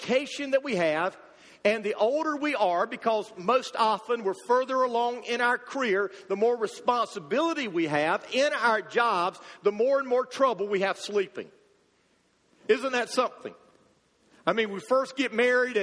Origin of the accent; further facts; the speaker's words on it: United States; as American Christians